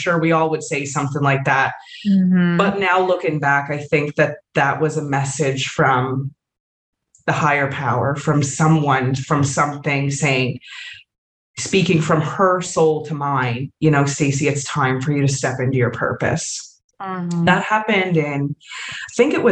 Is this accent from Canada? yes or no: yes; Canada; moved away; I am from Canada originally